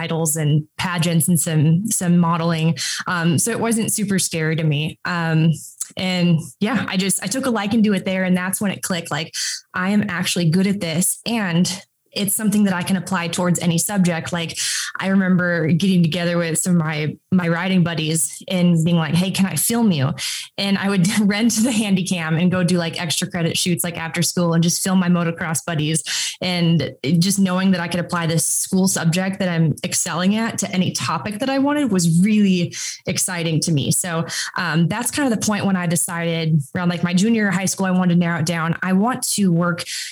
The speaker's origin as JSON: {"language": "English", "region": "Minnesota", "country": "United States", "tie": "born or raised there", "said": "I grew up in Minnesota, like 15 minutes from ERX."}